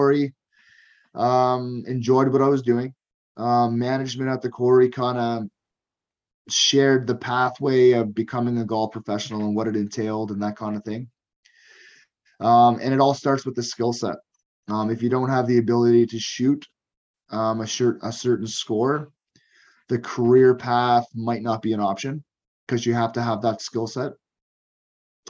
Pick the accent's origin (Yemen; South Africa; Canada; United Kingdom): Canada; Cape Breton, Nova Scotia; moved away as an adult; now in Alberta, Canada; I grew up in Cape Breton, Nova Scotia, in a small community.